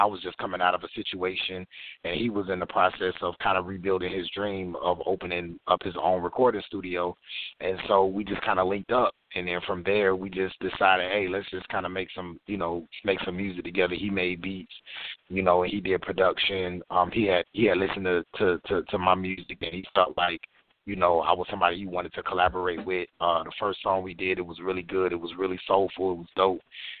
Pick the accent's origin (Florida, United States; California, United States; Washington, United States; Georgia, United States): Florida, United States; I know me, I was born and raised in Florida, so I grew up on a lot of Southern music.